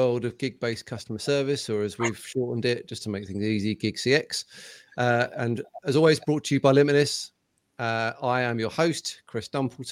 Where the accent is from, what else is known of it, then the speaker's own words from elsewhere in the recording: United Kingdom; I'm terribly British